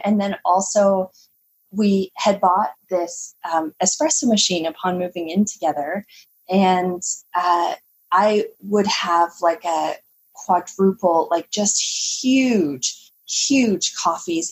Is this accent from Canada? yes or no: yes; Canada